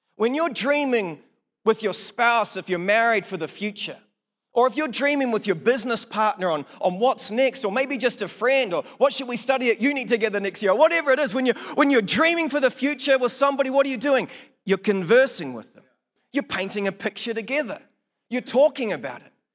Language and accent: English; Blenheim, Marlborough, New Zealand; now in Palmerston North, New Zealand; my hometown in Blenheim.